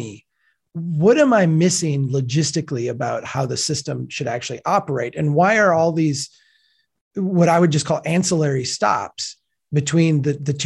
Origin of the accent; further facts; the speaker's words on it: Minnesota, United States; I'm from Minnesota.